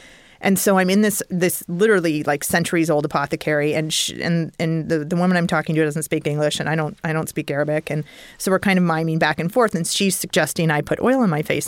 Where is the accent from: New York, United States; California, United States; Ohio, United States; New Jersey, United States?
California, United States; Napa Valley; coming from the world I was coming from Napa Valley, where practically every grain of dirt is considered for its quality